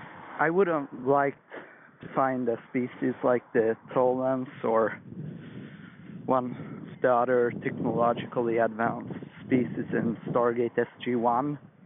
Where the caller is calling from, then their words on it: Sweden; I'm calling from Sweden